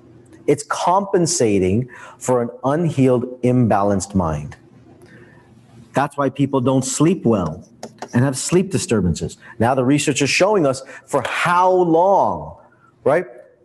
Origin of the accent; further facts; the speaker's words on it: India; I'm Indian. Like, this is part of our genetics, right?